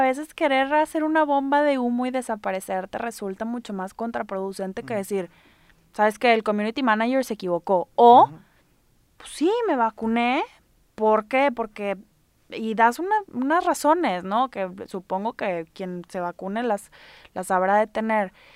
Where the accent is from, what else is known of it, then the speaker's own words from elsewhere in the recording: Mexico; now in Monterrey, Mexico; somos mexicanos